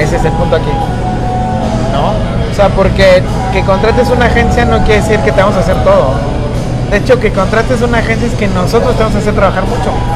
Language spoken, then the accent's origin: Spanish; Mexico; somos mexicanos